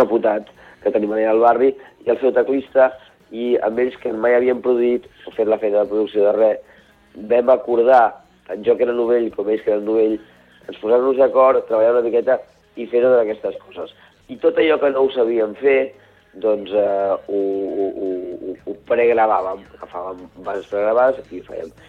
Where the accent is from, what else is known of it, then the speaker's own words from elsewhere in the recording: Barcelona, Catalonia, Spain; now in Vallès Occidental, Spain; he nascut al barri de Gràcia, soc barceloní, sí. i ara visc a, a, al Vallès Occidental